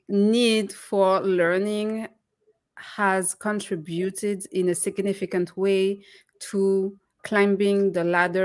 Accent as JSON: {"language": "English", "country": "France", "tie": "born or raised there", "moved": "yes", "said": "I was born and raised in France"}